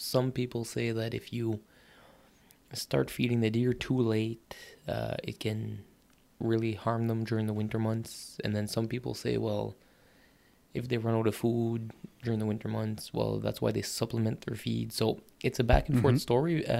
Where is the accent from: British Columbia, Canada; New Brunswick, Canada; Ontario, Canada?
New Brunswick, Canada; Bathurst; Nipisiguit River. My hometown river